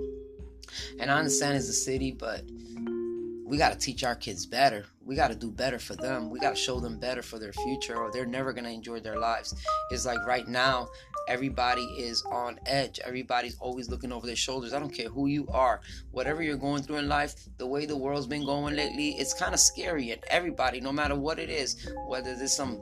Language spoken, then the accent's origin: English; New York, United States; I grew up in New York